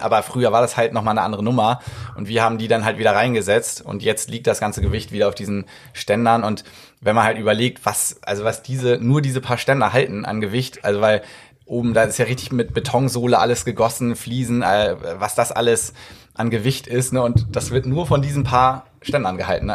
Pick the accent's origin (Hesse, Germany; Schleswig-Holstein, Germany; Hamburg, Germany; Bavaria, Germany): Hamburg, Germany; ich bin Hamburger.